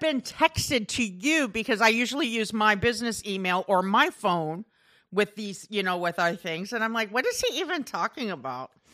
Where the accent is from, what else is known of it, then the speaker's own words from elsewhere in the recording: Iowa, United States; I grew up in Iowa